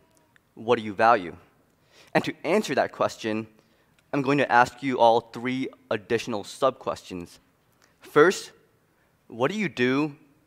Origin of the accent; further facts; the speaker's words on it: New York City, New York, United States; moved away as an adult; also born or lived in Wheaton, Illinois; I'm originally from Queens, New York, but right now I'm a student at Wheaton College